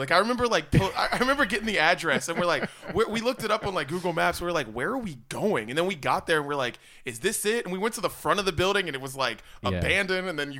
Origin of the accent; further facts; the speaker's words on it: West Virginia, United States; moved away; I'm from West Virginia originally, right?